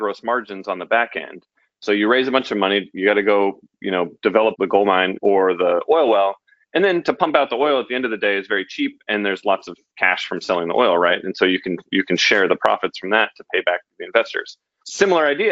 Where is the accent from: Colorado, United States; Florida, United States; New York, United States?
Colorado, United States; Denver; I grew up in Denver